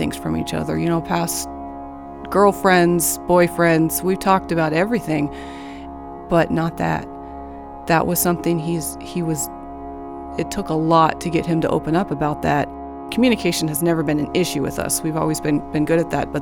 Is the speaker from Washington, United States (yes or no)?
yes; Arlington, Washington, United States; I grew up in Arlington, Washington, north of Seattle.